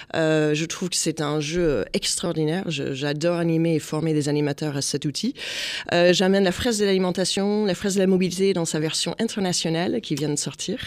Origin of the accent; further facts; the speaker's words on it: United States; now in France; je suis américaine